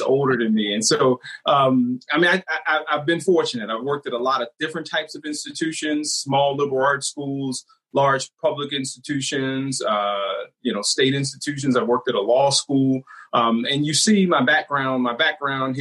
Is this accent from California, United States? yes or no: no; Canton, Ohio, United States; I grew up in Canton, Ohio